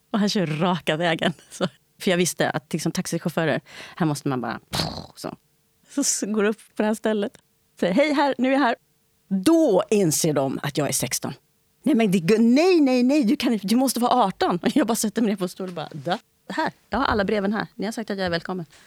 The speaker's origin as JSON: {"language": "Swedish", "country": "Italy", "tie": "born or raised there", "also_born_or_lived": "Spain", "second_language": "Swedish", "said": "Jag är tvåspråkig, jag pratar engelska sedan jag var barn. Men jag är inte tvåkulturig. om jag säger så. Ingenting av mina barndomsupplevelser är liksom kopplade till det svarta engelskspråkiga i USA."}